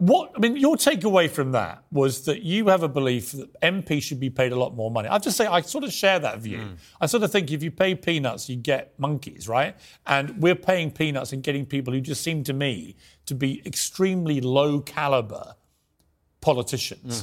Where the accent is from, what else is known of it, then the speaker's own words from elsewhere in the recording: United Kingdom; accent: British; as a Brit